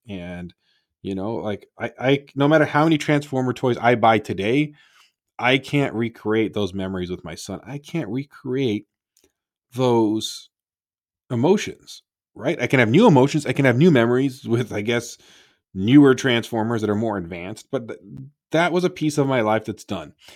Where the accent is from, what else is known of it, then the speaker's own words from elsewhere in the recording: Toronto, Ontario, Canada; now in United States; I grew up in Toronto